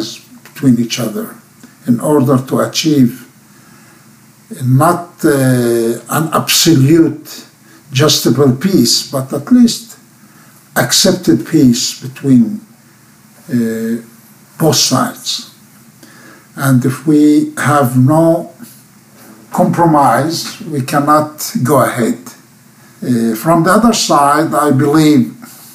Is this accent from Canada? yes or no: no; Abu Ghosh, Jerusalem District, Israel; I was born in Jerusalem, in the hospital, but my parents and our roots are here all the time. We are living here. But I was born in Jerusalem, but later living in Abu Ghosh